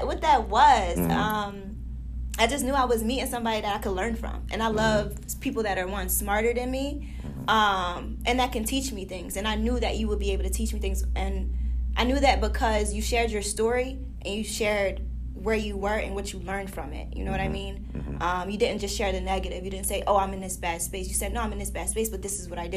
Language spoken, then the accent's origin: English; New Jersey, United States; I came all the way from South Jersey.